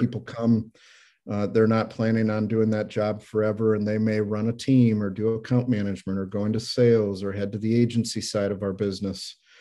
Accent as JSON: {"language": "English", "region": "Iowa", "country": "United States", "tie": "born or raised there", "also_born_or_lived": "Minnesota / Denver", "moved": "as an adult", "lives_now": "Saint Louis, United States", "said": "I grew up in Iowa. I've been in Saint Louis for about twenty-eight years"}